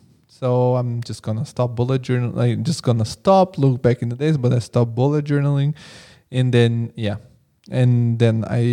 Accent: Italy; also born or lived in Bulgaria; now in Frankfurt, Germany; because I come from Italy and Bulgaria, and like people hear, oh, you live in Frankfurt.

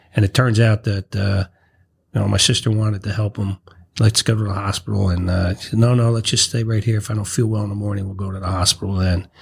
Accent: Irvington, New Jersey, United States; I was born and raised in Irvington

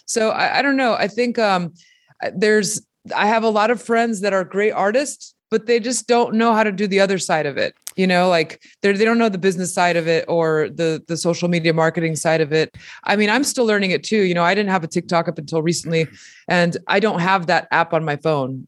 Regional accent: Mexico; moved away; I'm a fucking immigrant, you know? I came, I was born in Mexico and I came from a tiny pueblito where we didn't have electricity, running water

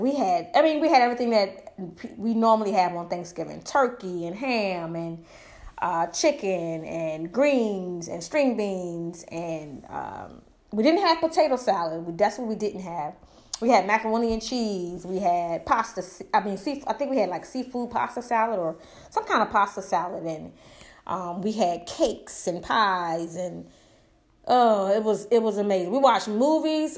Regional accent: United States; I love being an American, honey. I am full-blooded

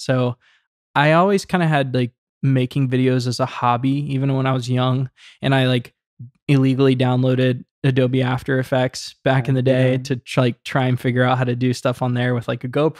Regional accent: Savannah, Georgia, United States; So I decided to just take a bunch of footage on the drone of my hometown, Savannah, Georgia. That's where I grew up.

